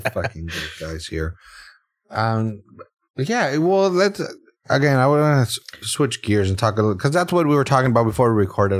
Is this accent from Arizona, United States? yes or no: no; Salinas, California, United States; we were the young kids that were excluded from shit in, growing up in Salinas